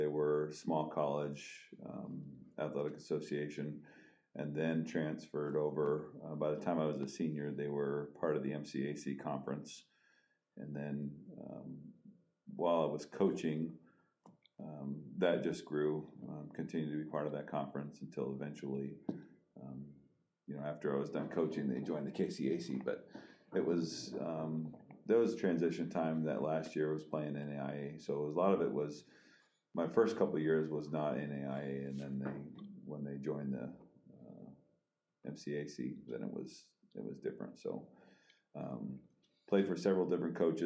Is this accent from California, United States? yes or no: no; Minnesota, United States; moved away as an adult; now in Nebraska, United States; I grew up in Minnesota